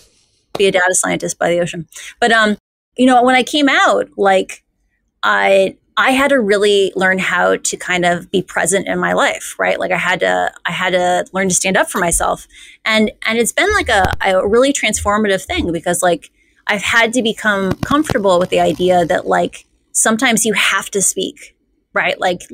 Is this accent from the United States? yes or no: yes; Midwest, United States; Like I grew up in the Midwest. It's like we have a lot of like Scandinavian culture of like you don't think you're special.